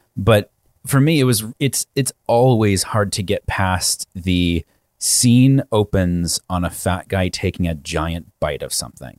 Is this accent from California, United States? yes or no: no; Virginia, United States; I'm from Virginia.